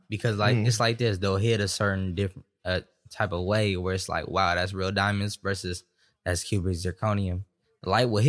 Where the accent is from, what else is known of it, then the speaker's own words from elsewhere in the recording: Stockton, California, United States; I'm from Stockton, California.